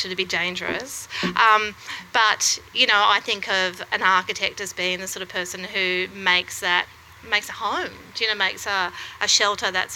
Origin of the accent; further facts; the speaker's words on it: Wollongong, New South Wales, Australia; now in Melbourne, Australia; I grew up in Wollongong